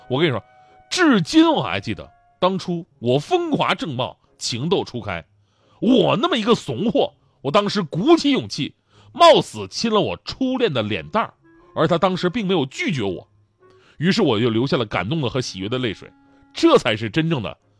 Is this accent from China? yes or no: yes; China; 我们中国人独有的恋家情怀